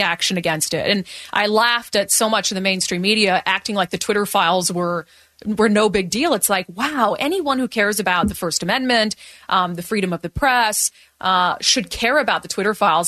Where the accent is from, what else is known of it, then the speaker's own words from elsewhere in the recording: Minnesota, United States; now in Washington, United States; I grew up in Minnesota